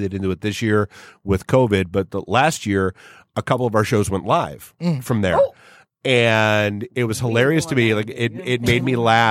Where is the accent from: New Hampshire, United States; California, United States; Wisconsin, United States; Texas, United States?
New Hampshire, United States; I grew up in New Hampshire